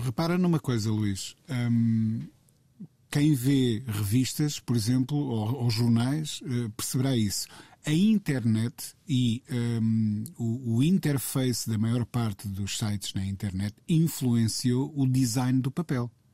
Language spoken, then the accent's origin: Portuguese; Coimbra, Centro, Portugal; em Coimbra, de onde eu sou natural